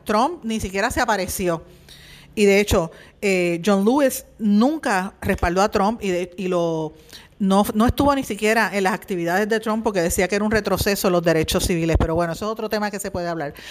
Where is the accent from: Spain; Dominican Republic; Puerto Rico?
Puerto Rico; tenemos los puertorriqueños como ciudadanos americanos